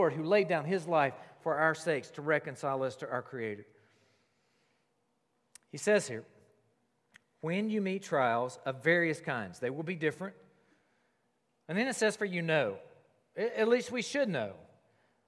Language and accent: English; South Carolina, United States; I grew up in South Carolina